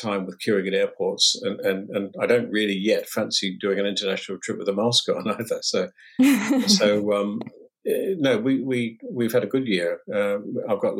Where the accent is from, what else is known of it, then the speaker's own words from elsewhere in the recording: New Zealand; moved away; I'm from New Zealand originally, and there was no music in my family at all